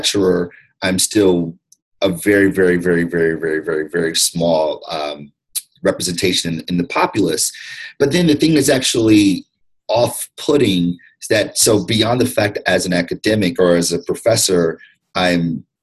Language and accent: English; Detroit, Michigan, United States; also born or lived in Ann Arbor, Michigan; African-American, male, 38 years old, born and raised in Detroit, went to public schools my entire life